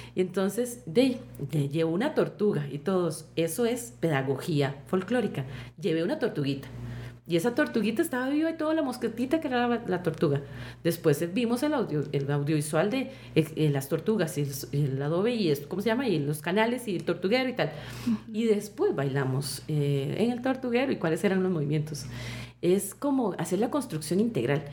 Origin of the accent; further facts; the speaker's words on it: Costa Rica; la propuesta cultural y costumbrista que nosotros tenemos como costarricenses